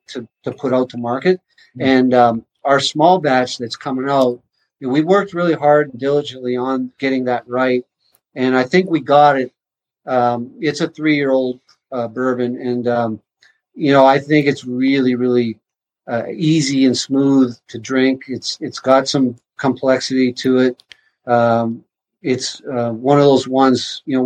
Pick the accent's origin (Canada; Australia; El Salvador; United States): Canada; Carman, Manitoba; moved away; I grew up in Carmen, only an hour from Winnipeg